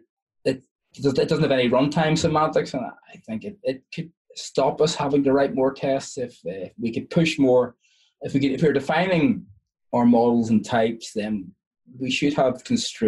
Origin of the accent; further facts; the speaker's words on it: Ireland; I'm Irish